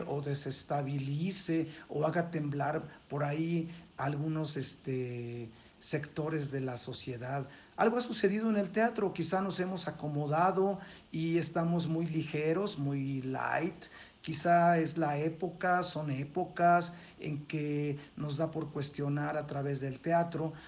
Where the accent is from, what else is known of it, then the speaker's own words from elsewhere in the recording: Mexico; nosotros como mexicanos